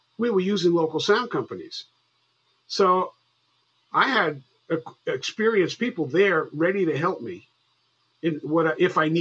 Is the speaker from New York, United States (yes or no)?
yes; White Plains, New York, United States; also born or lived in Bronx, New York; I'm from New York. I was born in the Bronx, and I was raised in White Plains.